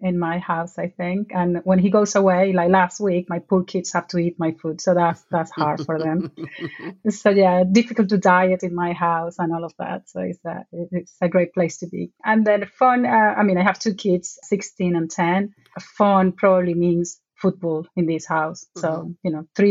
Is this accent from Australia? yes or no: no; Venezuela; moved away as an adult; now in United Kingdom; I'm originally from Venezuela